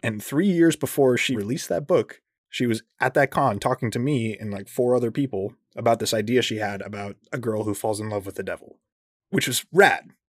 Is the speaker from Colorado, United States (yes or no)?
yes; Colorado, United States; my hometown in Colorado.